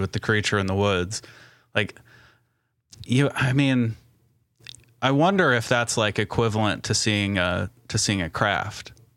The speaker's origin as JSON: {"language": "English", "region": "Indiana", "country": "United States", "said": "I'm from Indiana"}